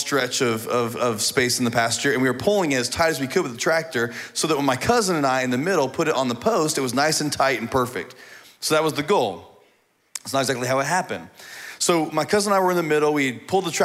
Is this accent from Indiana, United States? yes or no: yes; Indiana, United States; moved away; I grew up in Indiana on a farm